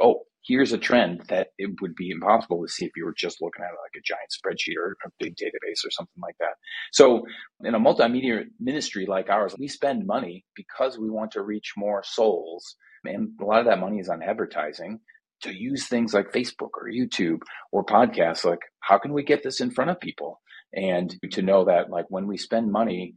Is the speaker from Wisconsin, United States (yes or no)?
yes; Middleton, Wisconsin, United States; my hometown church in Middleton, Wisconsin